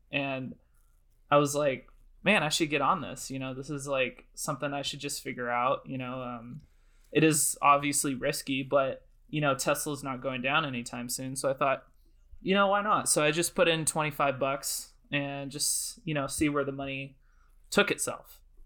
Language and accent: English; Oregon, United States; I'm currently in my hometown in Oregon